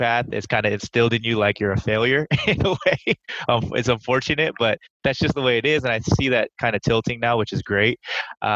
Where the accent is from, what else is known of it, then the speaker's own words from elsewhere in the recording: Sunnyvale, California, United States; I was born and raised in Sunnyvale, California, in the Bay Area